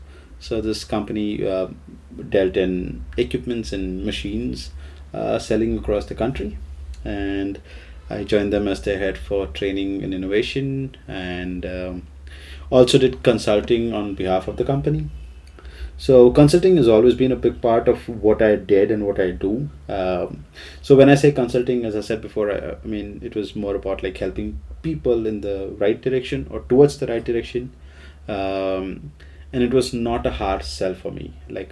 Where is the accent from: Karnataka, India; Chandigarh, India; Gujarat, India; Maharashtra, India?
Gujarat, India; Vadodara; moved away; in Baroda, in my hometown